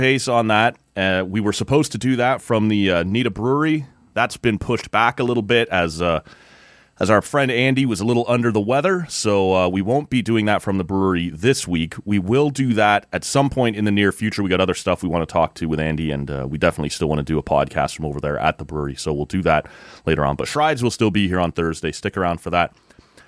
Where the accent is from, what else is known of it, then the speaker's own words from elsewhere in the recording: Oshawa, Ontario, Canada; I grew up in Oshawa, actually, so when I get back down to visit some buddies there in the Durham region